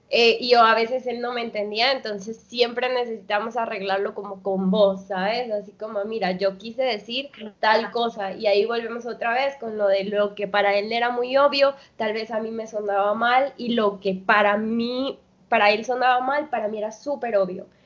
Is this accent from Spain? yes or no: no; Colombia; now in Mexico; Bueno, yo llegué de Colombia y conseguí un empleo muy rápido, ¿no?